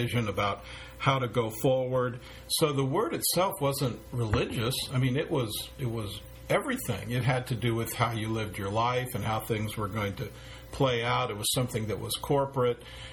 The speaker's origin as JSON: {"language": "English", "town": "San Francisco", "region": "California", "country": "United States", "tie": "born or raised there"}